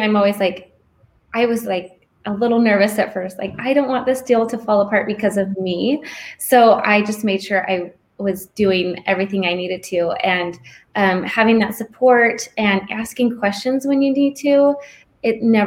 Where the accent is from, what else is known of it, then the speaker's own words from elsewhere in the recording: Gilbert, Arizona, United States; moved away as an adult; also born or lived in Michigan; This is my home state. I grew up in Gilbert.